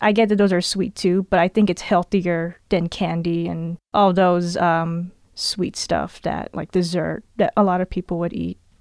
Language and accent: English; California, United States; I'm actually born and raised in California